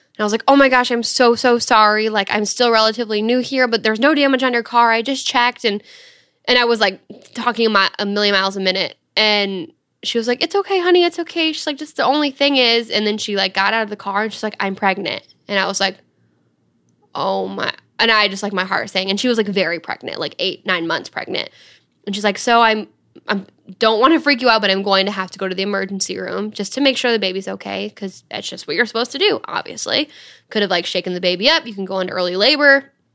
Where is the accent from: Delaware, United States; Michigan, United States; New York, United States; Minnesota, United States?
Michigan, United States; Dryden; I was coming from Dryden, where we both grew up.